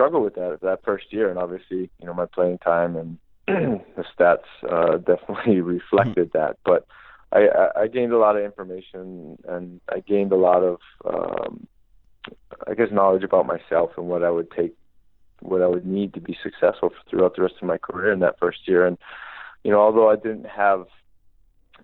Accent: Hawaii, United States; moved away as an adult; growing up in Hawaii

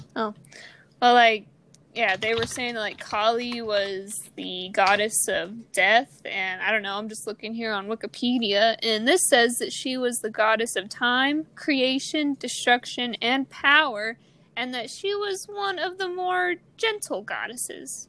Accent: Missouri, United States; from Missouri. We grew up in a very Christian household

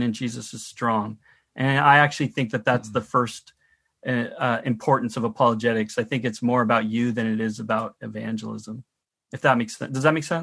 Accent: United States; now in Canada; I'm from the United States and my family are still there

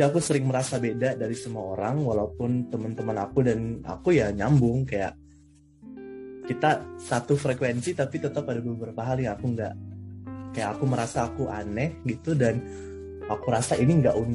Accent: Manado, North Sulawesi, Indonesia; now in Göttingen, Germany; Aku dari Manado. Dulu aku sekolah di SMA Negeri 1 Manado.

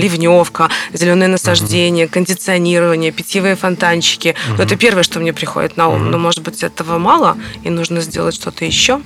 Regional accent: Belarus; мы как белорусы

